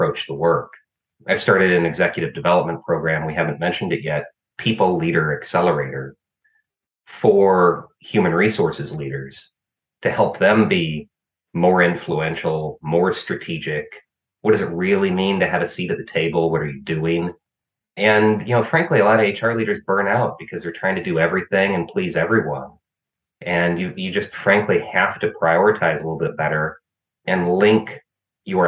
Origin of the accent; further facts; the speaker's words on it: Illinois, United States; I found a master's program at my home state university, which turned out to be arguably the top human resources master's program in the world at University of Illinois